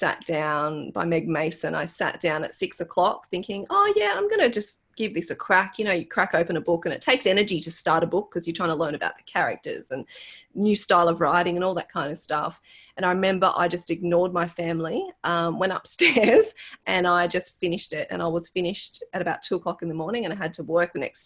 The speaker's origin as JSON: {"language": "English", "country": "Australia", "said": "as an Australian"}